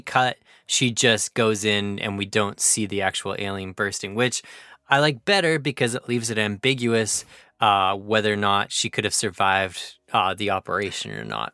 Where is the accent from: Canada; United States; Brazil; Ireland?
Canada; as a Canadian